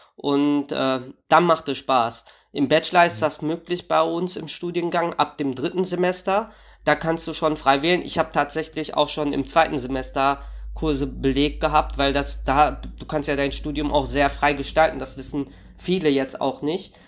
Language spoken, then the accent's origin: German; Warstein, North Rhine-Westphalia, Germany; now in Dortmund, Germany; ich äh, komme also ursprünglich aus Warstein